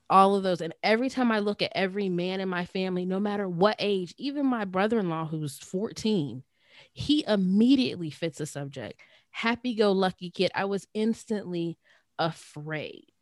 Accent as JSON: {"language": "English", "town": "Johnstown", "region": "Pennsylvania", "country": "United States", "tie": "born or raised there", "said": "my hometown, our hometown, the small city of Johnstown, P"}